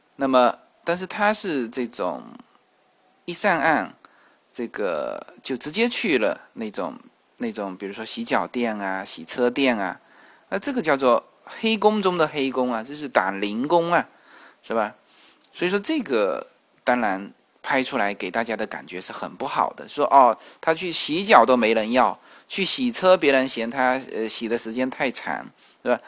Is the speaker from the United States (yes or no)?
no; China; 我们中国人都是这样子